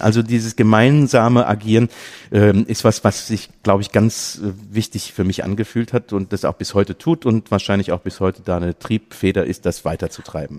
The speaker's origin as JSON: {"language": "German", "area": "near Limburg an der Lahn", "region": "Hesse", "country": "Germany", "said": "ich komme aus der Nähe von Limburg an der Lahn"}